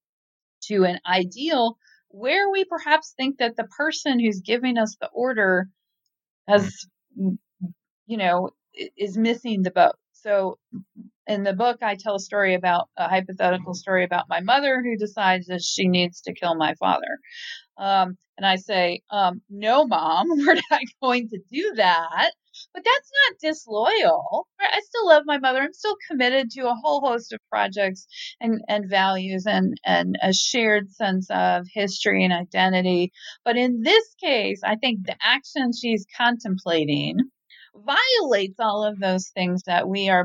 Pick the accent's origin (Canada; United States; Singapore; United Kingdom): United States; Tacoma, Washington; now in Newport, United States; I'm originally from Tacoma